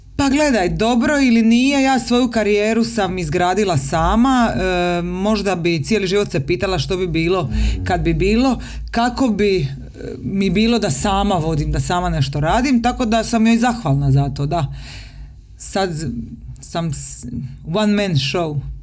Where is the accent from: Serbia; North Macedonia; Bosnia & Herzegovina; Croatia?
Croatia; Dalmatia; now in Zagreb, Croatia; Doživjeli smo potres kao dijete u Dalmaciji, ti i ja